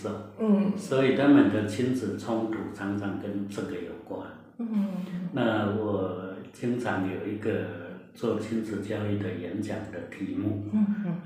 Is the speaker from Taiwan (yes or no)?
yes; Taiwan; 我们台湾话讲